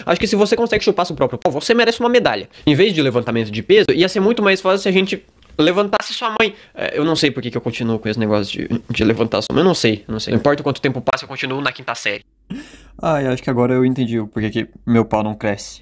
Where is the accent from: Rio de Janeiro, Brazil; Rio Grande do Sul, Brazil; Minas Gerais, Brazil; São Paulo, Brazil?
Rio Grande do Sul, Brazil; Gaúcho; eu sou gaúcho.